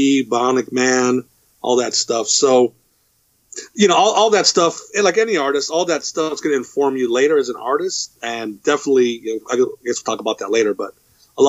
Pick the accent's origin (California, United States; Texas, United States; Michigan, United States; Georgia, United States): California, United States; Los Angeles; also born or lived in Whittier, California; I was born in East LA. And we moved over to this town called Whittier nearby years ago